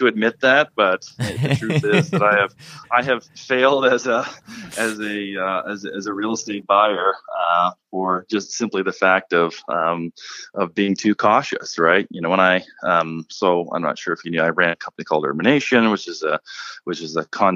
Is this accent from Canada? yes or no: yes; Guelph, Ontario, Canada; moved away as an adult; also born or lived in Dallas, Texas; now in Toronto, Canada; I just did some work in Guelph, Ontario. It's my hometown, actually, where I was born and raised